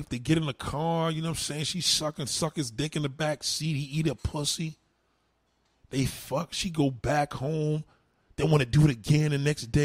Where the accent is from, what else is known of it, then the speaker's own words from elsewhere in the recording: the South, United States; I'm from the South, Nate the Great.